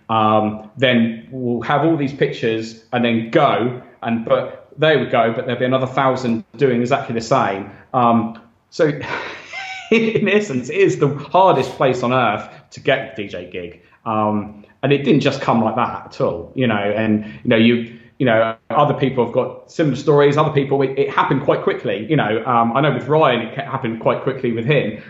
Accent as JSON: {"language": "English", "town": "Southampton", "region": "South East England", "country": "United Kingdom", "moved": "as an adult", "lives_now": "Ibiza, Spain", "said": "we're both from Southampton"}